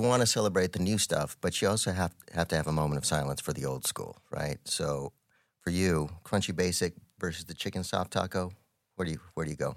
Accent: Albuquerque, New Mexico, United States; I am born and raised in Albuquerque, New Mexico, one of five kids.

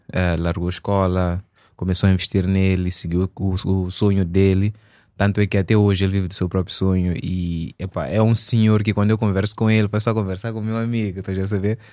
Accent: Maputo, Mozambique; also born or lived in Eswatini; eu sou de Maputo, sou natural de Maputo

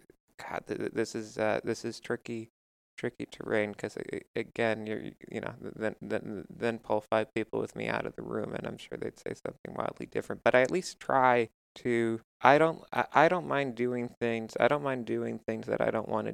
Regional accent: Westchester, New York, United States; I grew up in Westchester

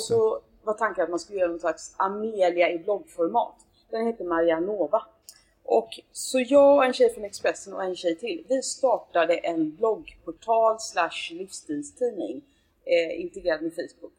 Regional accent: Gothenburg, Västra Götaland, Sweden; now in Stockholm, Sweden; jag kommer från Göteborg

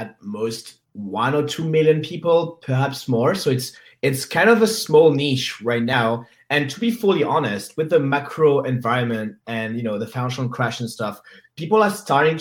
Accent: Paris, Île-de-France, France; I am from Paris

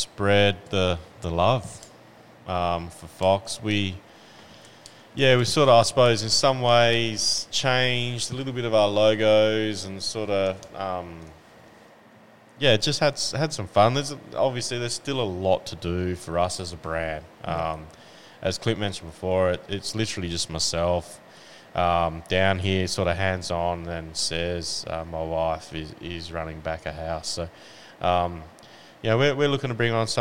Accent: Western Australia, Australia; also born or lived in Houston; now in Tasmania, Australia; I'm originally from the West Coast, from WA.

